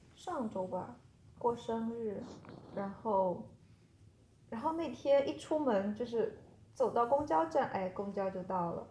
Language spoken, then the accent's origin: Chinese; China; moved away; 我就说来自中国